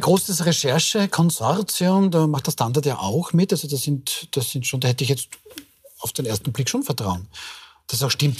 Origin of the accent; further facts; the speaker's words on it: Austria; als gebürtiger Österreicher